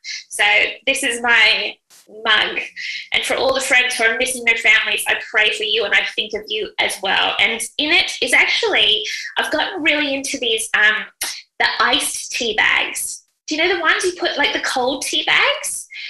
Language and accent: English; Vancouver, British Columbia, Canada; moved away; I grew up with them because I'm from Vancouver, which is where we all grew up together.